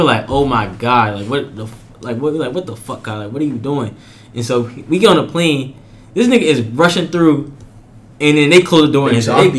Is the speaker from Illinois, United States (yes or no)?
no; Florida, United States; I'm from Florida, so, but like, I'm not from Miami.